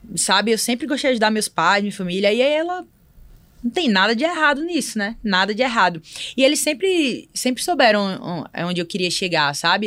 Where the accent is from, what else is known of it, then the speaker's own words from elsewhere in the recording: Barreiros, Pernambuco, Brazil; also born or lived in Recife / Fortaleza; now in São Paulo, Brazil; Eu sou do interior de Pernambuco, Barreiros.